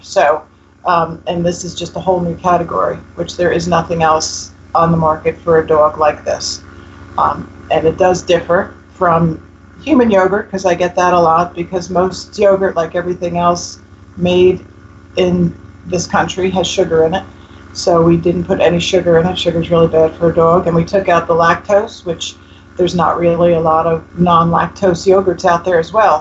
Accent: New Jersey, United States; I'm from North Jersey originally and just around the corner from you guys

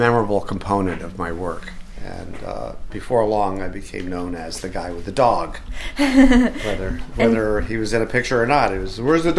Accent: Western Massachusetts, United States; moved away as an adult; also born or lived in Boston; now in California, United States; I didn't take it off to school when I went to school in Boston. I'm from Western Mass.

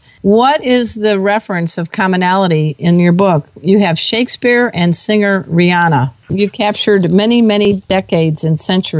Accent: Chicago, Illinois, United States; I came from the Chicago area, so tell us a little bit about what that expression means.

